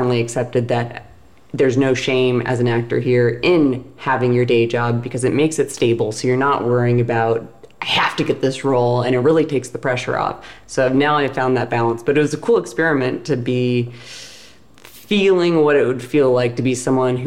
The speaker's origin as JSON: {"language": "English", "town": "Seattle", "region": "Washington", "country": "United States", "also_born_or_lived": "Baltimore / New York / Los Angeles", "moved": "as an adult", "said": "I am from Seattle, and I went to school in Baltimore."}